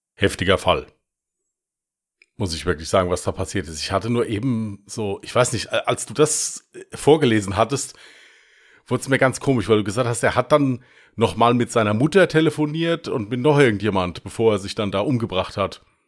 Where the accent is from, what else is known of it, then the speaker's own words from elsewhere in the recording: Westerwald, Rhineland-Palatinate, Germany; accent: Westerwälder Dialekt; Mit meinem Westerwälder Dialekt, aber spielt ja keine Rolle, ich stehe dazu